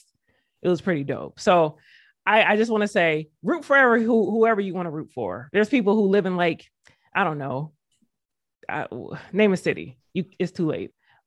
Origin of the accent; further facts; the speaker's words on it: West Covina, California, United States; born there; I was born in Covina, like West Covina, California.